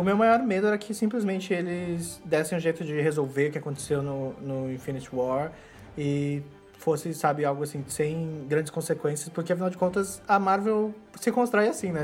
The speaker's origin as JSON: {"language": "Portuguese", "town": "Cascavel", "region": "Paraná", "country": "Brazil", "tie": "born or raised there", "moved": "yes", "said": "Cascavel, que é a minha cidade natal"}